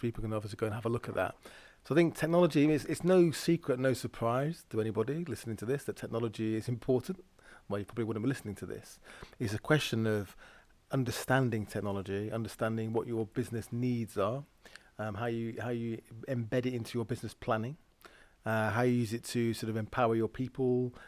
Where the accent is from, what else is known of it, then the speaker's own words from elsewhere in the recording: Lancashire, North West England, United Kingdom; I grew up in the Milltown, Lancashire